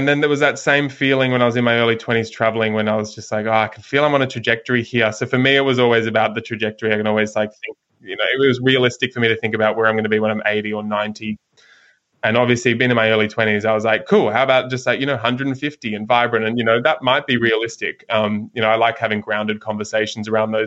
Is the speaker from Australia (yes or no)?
yes; Sydney, New South Wales, Australia; now in South Golden Beach, Australia; I grew up in Sydney, living up in just north of Byron Bay now in South Golden Beach